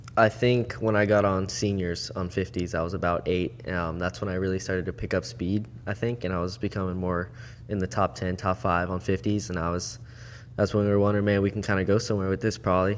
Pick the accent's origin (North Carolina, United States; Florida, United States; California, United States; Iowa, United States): Florida, United States; Port St. Lucie; also born or lived in Jupiter, Florida / Okeechobee, Florida; Born and raised South Florida.